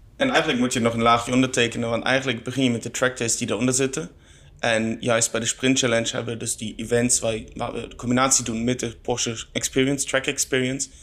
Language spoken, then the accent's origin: Dutch; Germany; Dutch is a second language; moved away; ik kom oorspronkelijk uit Duitsland, dus dat ga je wel horen.